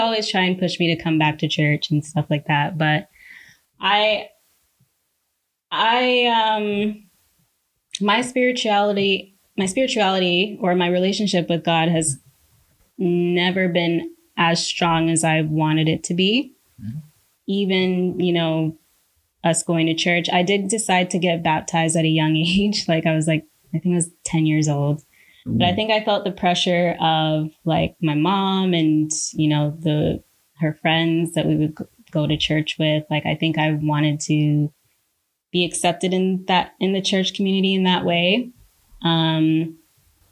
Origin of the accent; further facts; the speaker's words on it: Toronto, Ontario, Canada; moved away as an adult; now in Vancouver, Canada; I'm from Scarborough